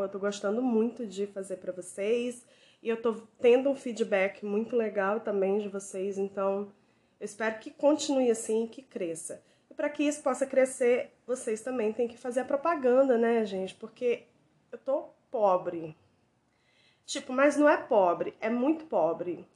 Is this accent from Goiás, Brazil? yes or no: no; Ceará, Brazil; moved away; lá na minha terrinha no Ceará